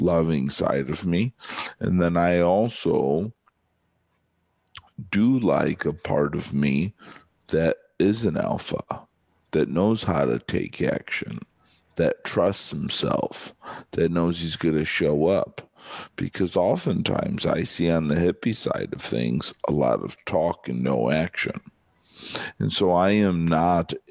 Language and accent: English; just outside of Chicago, Illinois, United States; moved away as an adult; now in Southern California, United States; most of my life, I grew up just outside of Chicago